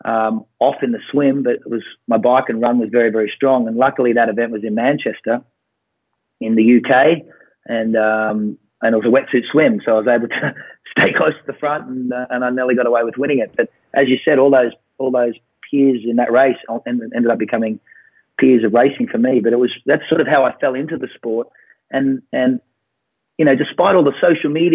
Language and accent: English; Australia; as an Australian in the 90s